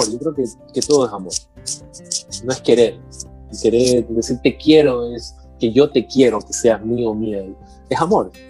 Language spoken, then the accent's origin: Spanish; Guatemala; Cuando tú eres de Guatemala, y porque soy guatemalteco, tengo que pensar así, no.